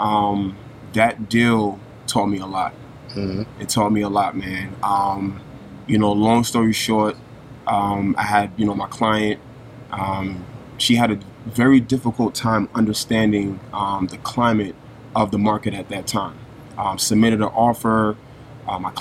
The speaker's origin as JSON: {"language": "English", "town": "New York City", "region": "New York", "country": "United States", "tie": "born or raised there", "said": "born and raised in Brooklyn"}